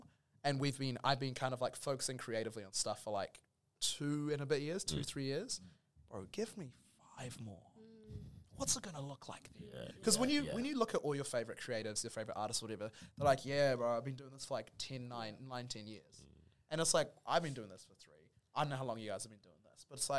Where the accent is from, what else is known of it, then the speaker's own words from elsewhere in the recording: New Zealand; I'm from New Zealand on a podcast with other people of color and we're having a conversation.